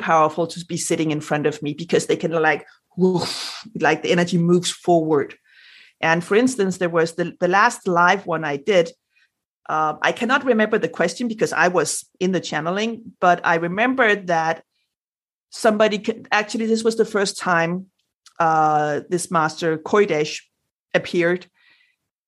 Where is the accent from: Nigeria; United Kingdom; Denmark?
Denmark; first language Danish; English is a second language; since English is not my native language, like my first, I'm Danish